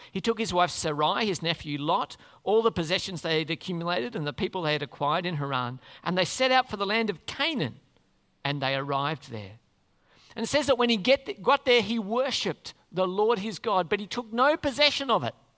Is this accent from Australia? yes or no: yes; Australia; We'd say we're Australians